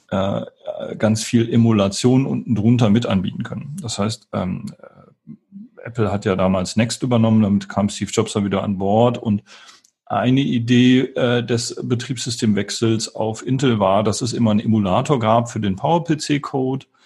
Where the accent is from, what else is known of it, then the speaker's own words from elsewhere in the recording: Wuppertal, North Rhine-Westphalia, Germany; Ich komme aus Wuppertal ursprünglich